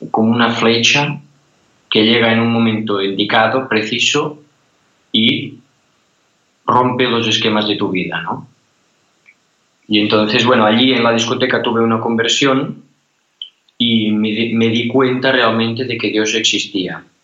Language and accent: Spanish; Cassà de la Selva, Catalonia, Spain; 23 años y Casa de la Selva está un, es un pueblo que está al, lado de Gerona, ¿no?